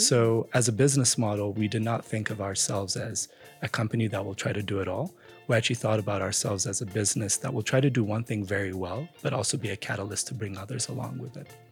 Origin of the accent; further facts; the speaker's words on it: Addis Ababa, Ethiopia; moved away as an adult; also born or lived in United States; So I grew up in Ethiopia. I grew up in Addis Ababa. I spent my entire childhood there before heading off for college in the U S.